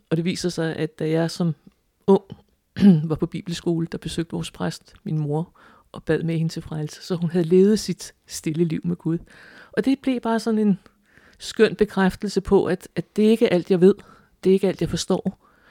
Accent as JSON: {"language": "Danish", "town": "Frederiksværk", "region": "Capital Region of Denmark", "country": "Denmark", "tie": "born or raised there"}